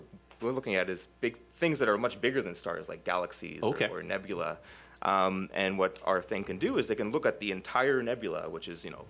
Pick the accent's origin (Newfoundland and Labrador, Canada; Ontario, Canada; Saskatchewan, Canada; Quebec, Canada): Ontario, Canada; Toronto; I grew up in Toronto.